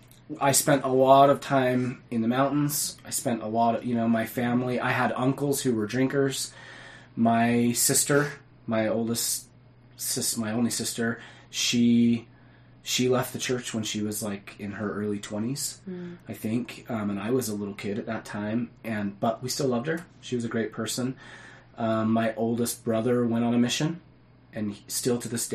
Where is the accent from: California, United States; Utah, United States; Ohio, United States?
Utah, United States; Cottonwood Heights; I grew up in Cottonwood Heights. I went to Brighton High School